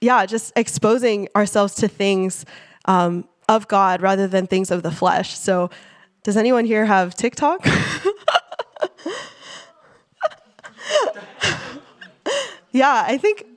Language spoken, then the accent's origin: English; Silicon Valley, California, United States; I grew up in the Silicon Valley